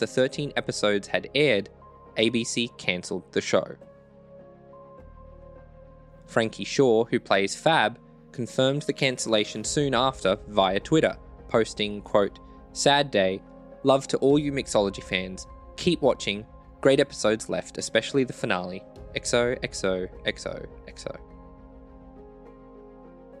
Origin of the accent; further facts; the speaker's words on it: Australia; I'm like a nobody from Australia